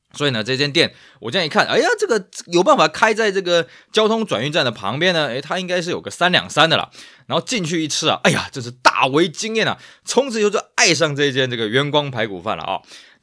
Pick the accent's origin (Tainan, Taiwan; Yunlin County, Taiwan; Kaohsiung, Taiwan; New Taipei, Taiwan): Tainan, Taiwan; moved away; also born or lived in Taipei; 我因为老家在台南